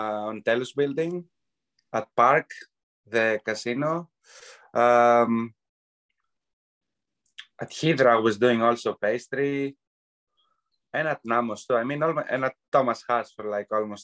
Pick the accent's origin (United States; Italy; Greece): Greece; Euboea, Central Greece; now in Canada; I grew up in Evia. That's an island right next to Athens.